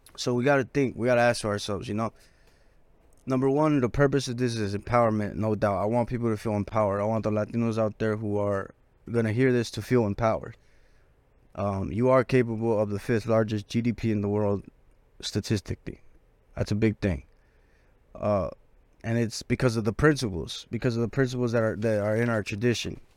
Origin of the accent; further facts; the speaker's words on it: Los Angeles, California, United States; I'm from South Central